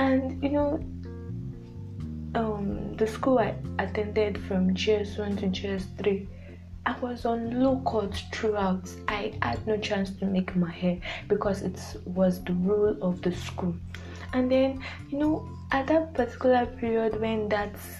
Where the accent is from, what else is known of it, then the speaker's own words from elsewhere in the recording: Nigeria; a typical Nigerian daughter